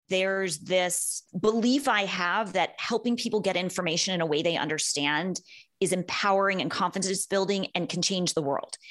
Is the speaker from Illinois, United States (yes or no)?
no; Los Angeles, California, United States; also born or lived in Santa Monica / Venice; I'm from Los Angeles. I am one of the rare natives